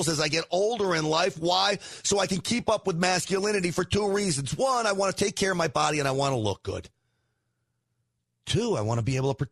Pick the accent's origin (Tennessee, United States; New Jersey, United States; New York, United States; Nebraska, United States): New York, United States; I'm half Italian. I grew up in New York